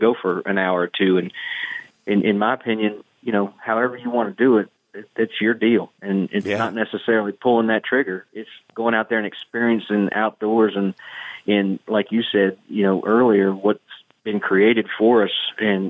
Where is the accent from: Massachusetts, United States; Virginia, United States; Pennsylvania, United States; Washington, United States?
Pennsylvania, United States; I'm from Pennsylvania.